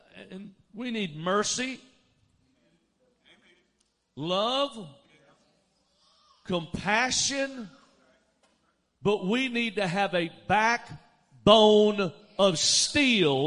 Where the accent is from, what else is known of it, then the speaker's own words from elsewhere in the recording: Alabama, United States; moved away as an adult; also born or lived in Dallas, Texas; I grew up in Alabama, but I lived in Dallas for 15 years